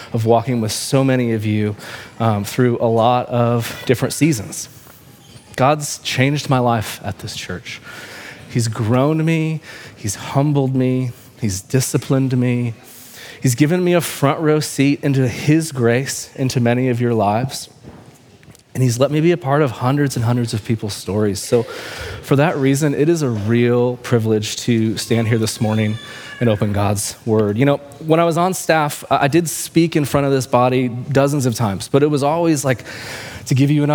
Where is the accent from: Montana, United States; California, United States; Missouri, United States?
Missouri, United States; Kansas City; I'm from Kansas City